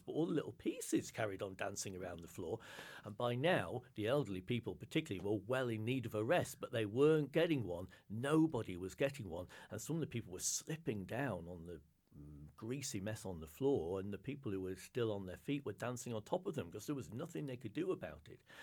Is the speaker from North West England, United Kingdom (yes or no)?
yes; Lake District, North West England, United Kingdom; moved away; I grew up in the Lake District in the north of England